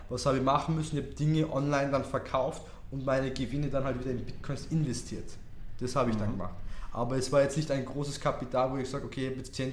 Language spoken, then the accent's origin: German; Tyrol, Austria; accent: Tyrolean; Ja, ganz im Tiroler Dialekt. Danke da zu sein. Ja, danke da. Und ja, also geboren und aufgewachsen bin ich in Tirol und habe da die Tourismusschule besucht.